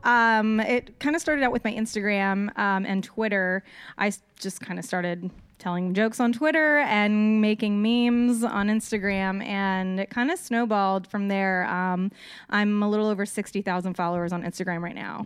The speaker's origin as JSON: {"language": "English", "town": "Austin", "region": "Texas", "country": "United States", "said": "I'm originally from Austin, Texas."}